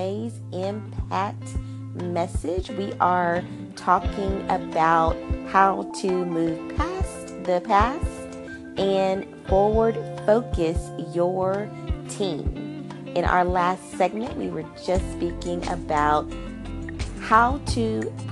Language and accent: English; Arkansas, United States; I'm from Arkansas